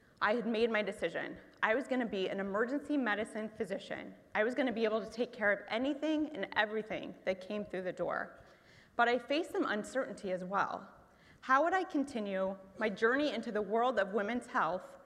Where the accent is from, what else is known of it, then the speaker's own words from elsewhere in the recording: Muncie, Indiana, United States; my hometown of Muncie, Indiana